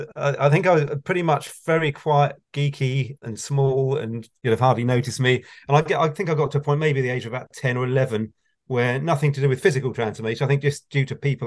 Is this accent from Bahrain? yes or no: no; Wokingham, South East England, United Kingdom; now in Reading, United Kingdom; I grew up in Berkshire, where I haven't moved in my life from Berkshire, other than Hampshire, which is across the water. So it's pretty dull, actually. Wokingham in Berkshire.